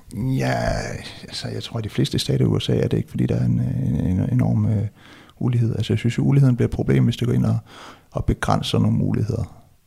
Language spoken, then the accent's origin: Danish; West Jutland, Central Denmark Region, Denmark; jeg er vokset op i Vestjylland